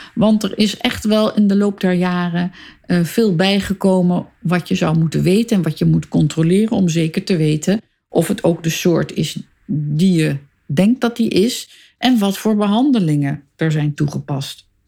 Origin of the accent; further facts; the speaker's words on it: Amsterdam, North Holland, Netherlands; Ik ben in Amsterdam geboren, boven de zaak van mijn vader op de Stadhouderskade